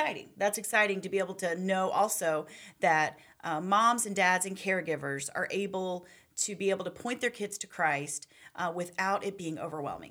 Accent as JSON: {"language": "English", "town": "Charlottesville", "region": "Virginia", "country": "United States", "tie": "born or raised there", "said": "I grew up in Charlottesville, Virginia"}